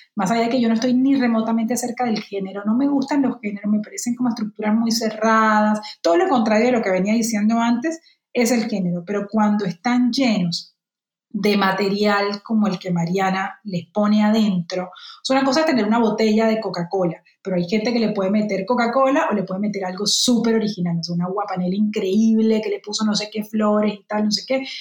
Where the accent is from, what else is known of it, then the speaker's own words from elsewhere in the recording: Cartagena, Bolívar, Colombia; moved away; Ahora que no vivo allí, que no tengo un mar cerca, o sí tengo un mar cerca, pero que es un mar mucho peor, digamos, y un mar que, no me produce los sentimientos que sí me produce el de mi tierra